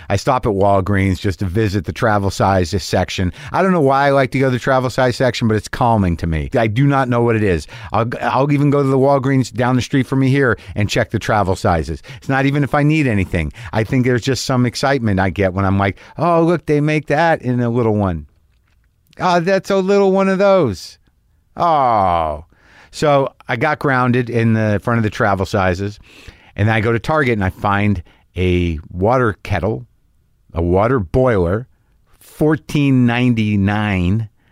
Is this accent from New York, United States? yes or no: no; Minnesota, United States; I'm Minnesotan